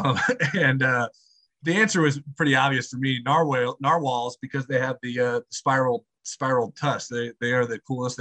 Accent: La Porte, Indiana, United States; my hometown of LaPorte

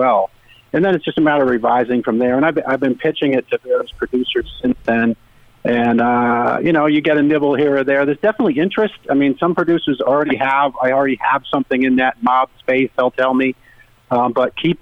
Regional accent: Rhode Island, United States; now in Connecticut, United States; I live in Connecticut now, but I grew up in Rhode Island

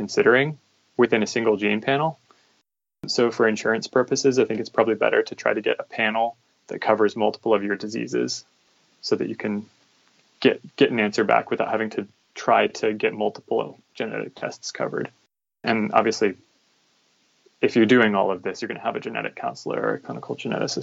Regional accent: Virginia, United States; moved away as an adult; now in San Diego, United States; grew up in Virginia, and I've kind of had to live all over the U.S. for my medical training. I live in San Diego now

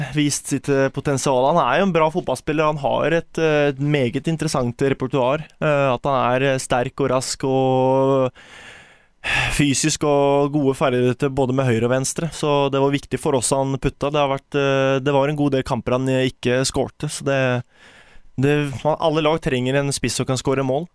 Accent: Porsgrunn, Telemark, Norway; moved away; Man hadde fantastisk oppvekst her på vestsida

